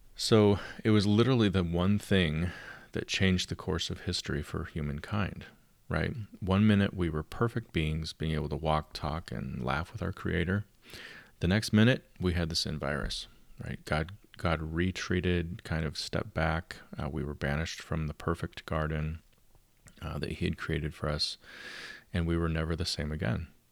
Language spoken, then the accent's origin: English; United States; my parents were from Canada, and I was born in the United States